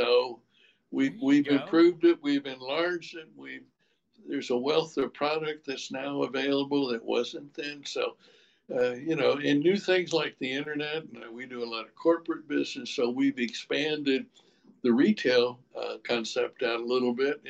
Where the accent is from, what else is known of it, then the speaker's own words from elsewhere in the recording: Wisconsin, United States; moved away as an adult; now in Louisville, United States; I came from Wisconsin.